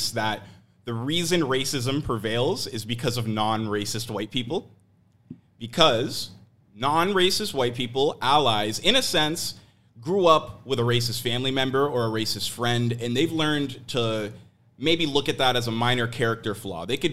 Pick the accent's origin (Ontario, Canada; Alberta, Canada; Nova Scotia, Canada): Ontario, Canada; Oakville; also born or lived in Toronto; I grew up in Oakville, which is a very white city